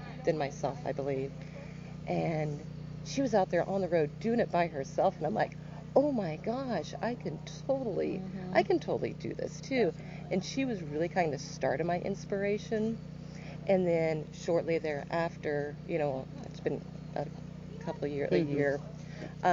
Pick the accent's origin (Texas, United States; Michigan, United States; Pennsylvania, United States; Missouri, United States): Missouri, United States; Joplin; I am from Joplin, Missouri, so not too far from here, about 2 hours